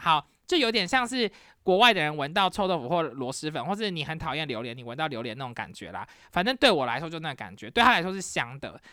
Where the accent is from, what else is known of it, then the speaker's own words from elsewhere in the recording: Taiwan; now in United States; 因为我是台湾人